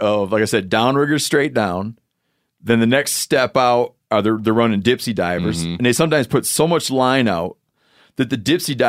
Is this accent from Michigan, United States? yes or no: yes; Michigan, United States; Oh, and Yanni did, in my home state, in his home state, Yanni did the fishing trip that elicits eye rolls from many people, which is when a thing happens in Michigan where you get the hex hatch